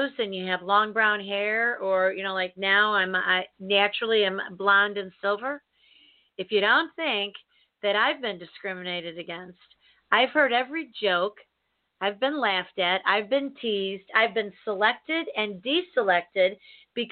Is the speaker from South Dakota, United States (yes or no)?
no; Chicago, Illinois, United States; also born or lived in St. Louis; I was born and raised in Chicago, in the city.